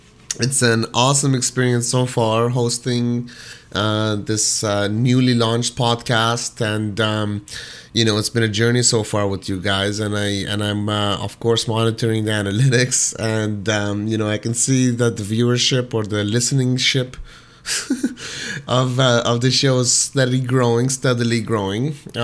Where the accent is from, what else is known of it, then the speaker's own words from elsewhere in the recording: Toronto, Ontario, Canada; and I'm originally from Toronto, you know, back and forth a lot of U.S. and whatnot. But, you know, definitely spent majority of my life, most of my life, in Toronto